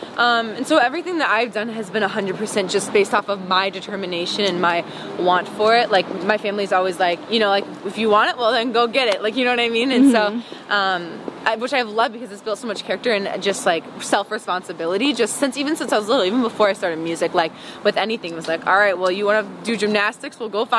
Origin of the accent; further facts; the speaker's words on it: Wisconsin, United States; also born or lived in Tampa; up, though, in Wisconsin because I remember it the best because I was, like, more aware. Mm. But, no, I was born in Tampa.